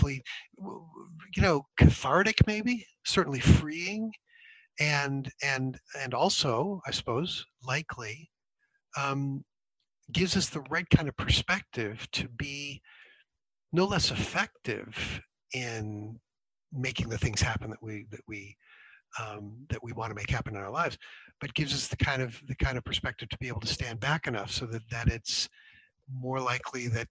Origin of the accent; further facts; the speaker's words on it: United States; moved away; I grew up in the States